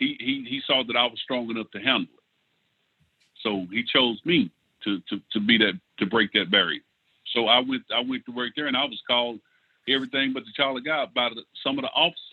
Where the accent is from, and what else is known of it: Lindale, Texas, United States; born or raised there